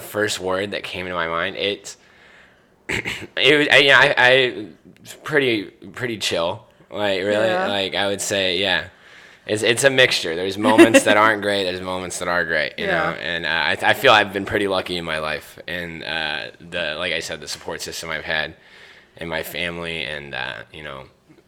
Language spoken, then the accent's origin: English; Cedar Park, Texas, United States; also born or lived in Austin, Texas; I grew up in Cedar Park